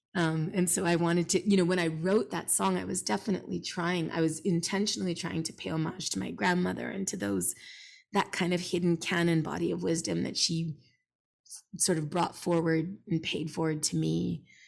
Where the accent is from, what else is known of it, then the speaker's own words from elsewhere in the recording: Montreal, Quebec, Canada; I grew up in Montreal